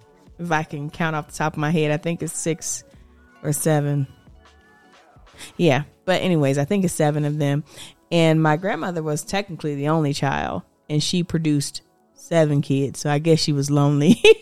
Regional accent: Georgia, United States; also born or lived in Punta Gorda, Florida; I would say I was born in Florida. I'm from a little town called Punta Gorda, Florida. And I spent majority of my time, my dad moved us from Florida, I think I was like 4 or 5, and I started kindergarten in Georgia.

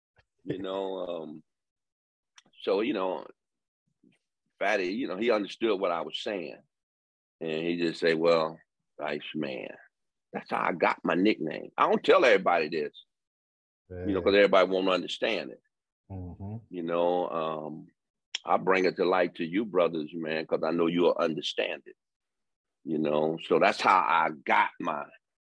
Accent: Detroit, Michigan, United States; And again, my background, I'm from Detroit.

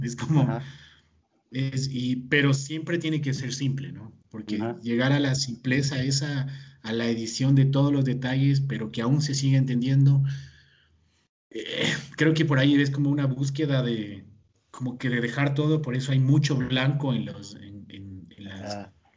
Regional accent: Ecuador; yo soy de Ecuador

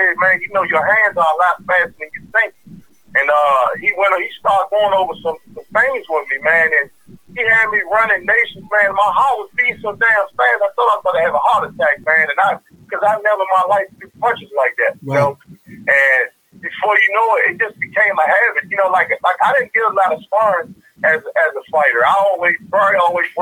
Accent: Washington, District of Columbia, United States; I was raised uptown, Washington, D.C., Northwest, off Clinton Street

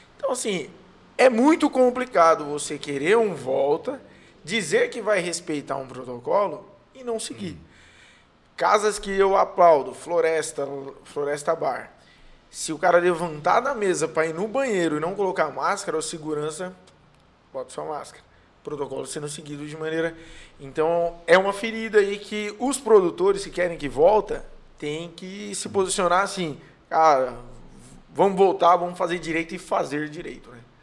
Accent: São Paulo, Brazil; moved away as an adult; now in Ceará, Brazil; Eu sou paulista

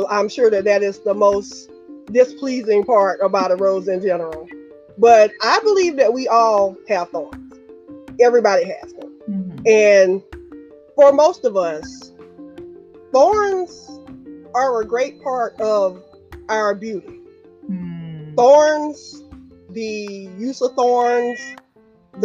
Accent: South Carolina, United States; I'm from South Carolina, so I'm a Southern person.

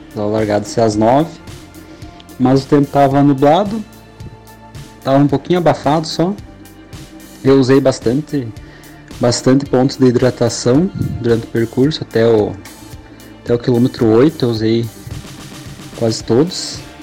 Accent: Passo Fundo, Rio Grande do Sul, Brazil; sou de Passo Fundo

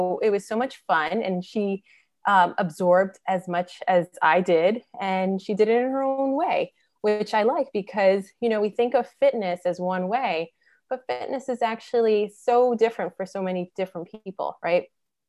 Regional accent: New York City, New York, United States; So I'm from Brooklyn, New York

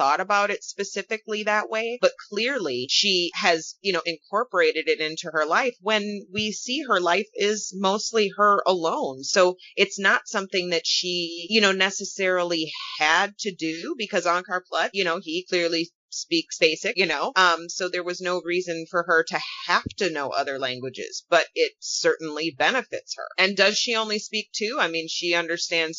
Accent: Wisconsin, United States; also born or lived in Las Vegas; now in Minnesota, United States; I grew up in Wisconsin, I live in Minnesota, but I lived in Las Vegas for a couple of years

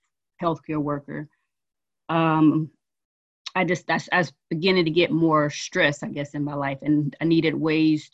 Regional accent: Mississippi, United States; moved away; I am originally from Mississippi

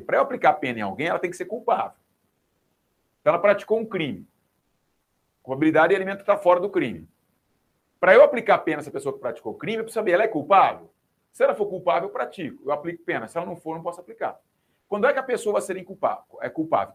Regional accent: Rinópolis, São Paulo, Brazil; moved away; Rinópolis, que é a terra da onde eu venho, né? minha terra natal

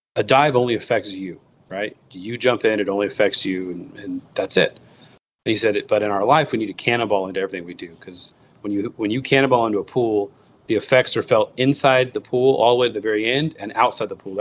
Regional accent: United States; growing up in the United States

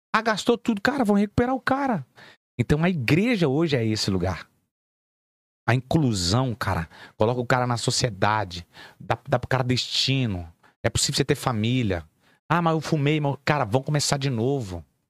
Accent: Belo Horizonte, Minas Gerais, Brazil; also born or lived in Nova Lima; eu vim da favela, irmão. Vim do Morro, pra, morro das Pedras.

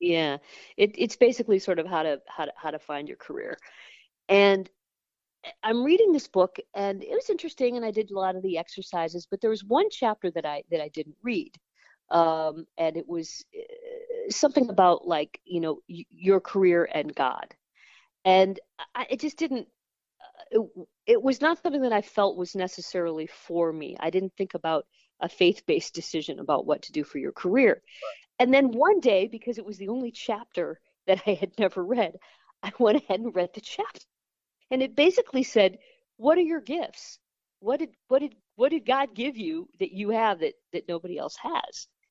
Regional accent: Toledo, Ohio, United States; moved away as an adult; also born or lived in Cincinnati, Ohio / Orange County, California; I am originally from Toledo, Ohio, um, and the radio was just always on in our house

